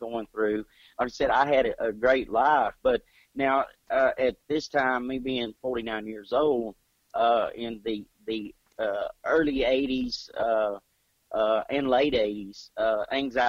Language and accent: English; Clarksville, Georgia, United States; I was born in Habersham County, Clarksville, Georgia